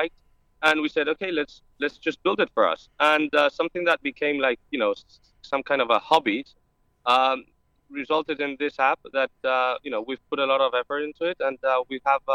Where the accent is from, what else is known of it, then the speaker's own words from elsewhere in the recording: Spain; I come from Spain